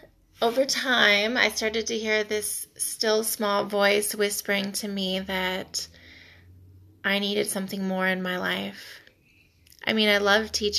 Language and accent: English; Mount Vernon, Ohio, United States; also born or lived in Sumbawa, Indonesia / Florida; I am from Mount Vernon, Ohio